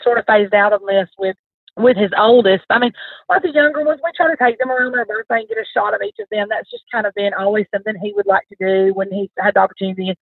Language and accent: English; the South, United States; I'm from the South.